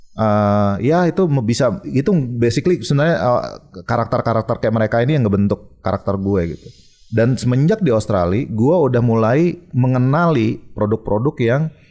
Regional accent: Bali, Indonesia; dari kecil gue lahir di Bali

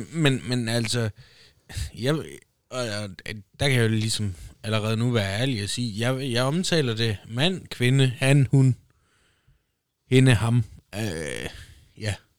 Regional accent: Denmark; Danmark, opvokset i Danmark. Dansk pas, dansk statsborgerskab. Indfødt dansker

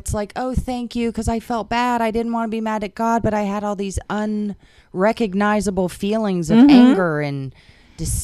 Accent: West Palm Beach, Florida, United States; also born or lived in Hayesville, North Carolina; I am from West Palm Beach, Florida, born and raised, native Floridian

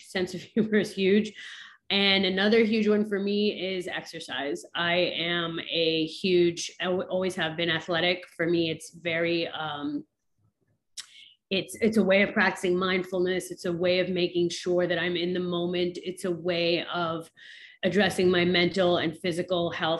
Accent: New York, United States; moved away as an adult; now in Miami, United States; I'm originally from New York

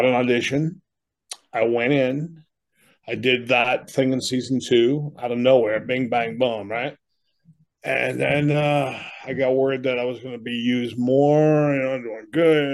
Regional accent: Boston, Massachusetts, United States; now in Amherst, New Hampshire, United States; I grew up in Boston as a younger person

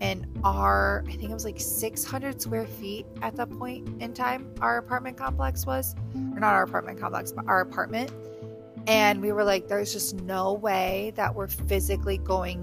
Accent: Michigan, United States; moved away; I'm from Michigan

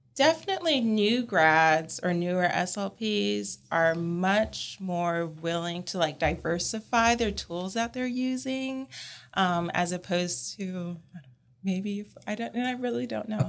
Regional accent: California, United States; now in Columbia, United States; I'm originally from California

